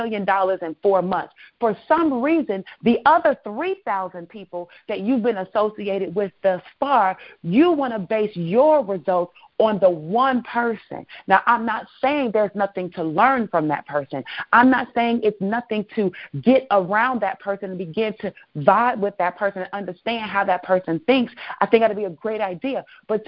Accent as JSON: {"language": "English", "town": "Chicago", "region": "Illinois", "country": "United States", "said": "I'm from Chicago"}